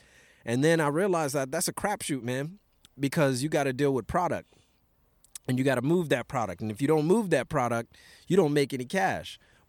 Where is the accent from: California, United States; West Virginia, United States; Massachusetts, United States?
California, United States; Los Angeles; also born or lived in various places as Navy brat; I'm originally from Los Angeles, California, but I'm one of those Navy brats, you know what I'm saying?